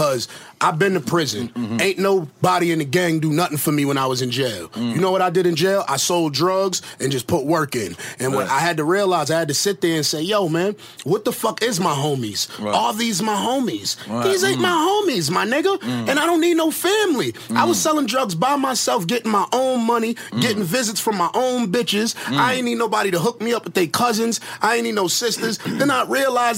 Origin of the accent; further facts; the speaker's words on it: New York City, New York, United States; I'm from the East, like, my whole life.